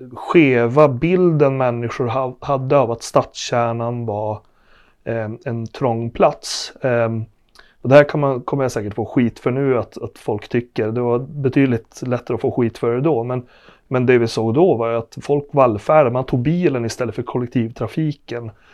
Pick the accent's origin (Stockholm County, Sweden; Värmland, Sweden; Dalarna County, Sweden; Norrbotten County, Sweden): Norrbotten County, Sweden; Arvidsjaur; moved away as an adult; also born or lived in Luleå / Riksgränsen / Östergötland; now in Norrköping, Sweden; Kommer från Norrbotten. Född och uppvuxen i Arvidsjaur